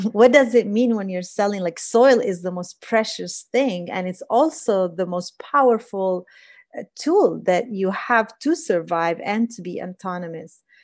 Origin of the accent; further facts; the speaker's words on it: Palestine; me being a Palestinian woman in Palestine